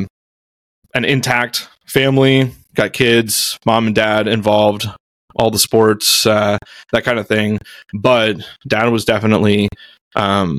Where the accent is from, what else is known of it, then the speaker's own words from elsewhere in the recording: Houston, Texas, United States; I grew up in Houston, so I am the oldest of three kids